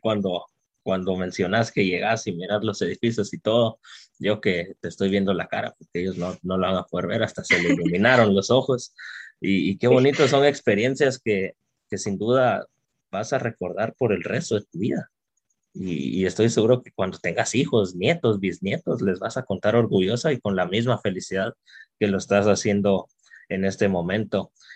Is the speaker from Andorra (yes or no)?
no; Guatemala